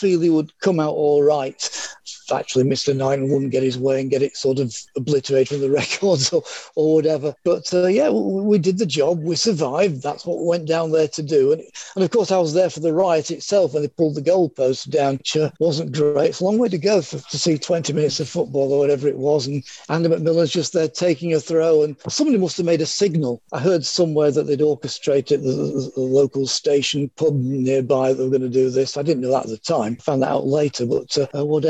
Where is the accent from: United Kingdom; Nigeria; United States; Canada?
United Kingdom; Leeds, Yorkshire and the Humber; I come from Leeds